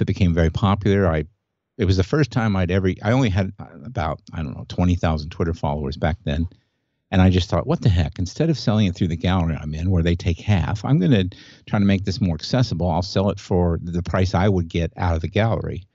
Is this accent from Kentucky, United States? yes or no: no; Indianapolis, Indiana, United States; I grew up in Indianapolis, where the Indianapolis five hundred was